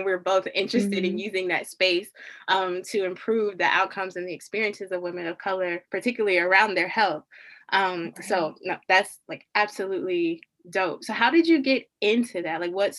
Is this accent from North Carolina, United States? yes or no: yes; Charlotte, North Carolina, United States; I grew up in Charlotte, so I'm repping the 704.